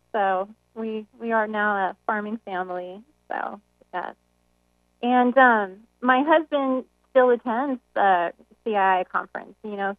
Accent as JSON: {"language": "English", "town": "Walla Walla", "region": "Washington", "country": "United States", "tie": "born or raised there", "said": "No, I've bounced around too, but I went to high school actually in Washington State, in Walla Walla, Washington."}